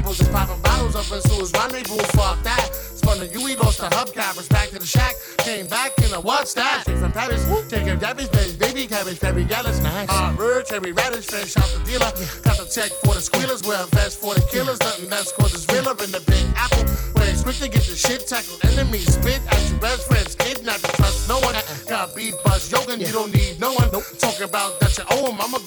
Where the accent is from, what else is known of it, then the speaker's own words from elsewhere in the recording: Toronto, Ontario, Canada; My home city, Toronto